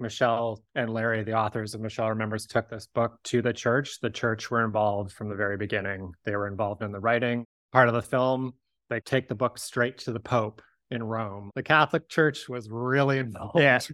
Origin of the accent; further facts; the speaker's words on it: Victoria, British Columbia, Canada; I grew up in Victoria shortly after the book was published